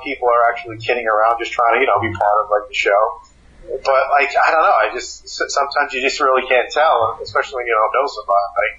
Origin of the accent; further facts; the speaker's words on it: New York City, New York, United States; I'm a kid from New York City.